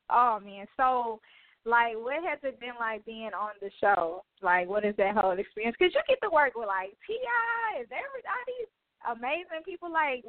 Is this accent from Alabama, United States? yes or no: yes; Mobile, Alabama, United States; I'm so excited you're from my hometown.